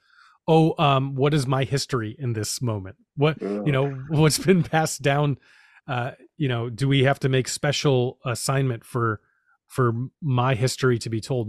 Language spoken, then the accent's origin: English; New York City, New York, United States; I grew up in New York City